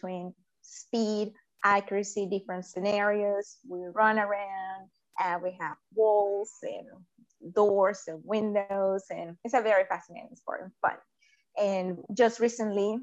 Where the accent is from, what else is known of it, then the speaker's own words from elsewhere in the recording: Venezuela; moved away as an adult; now in United States; I was born in Venezuela and immigrated to the United States in 2002